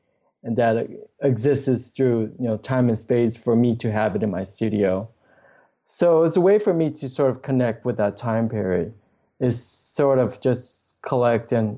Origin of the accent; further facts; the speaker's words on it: United States; growing up in the United States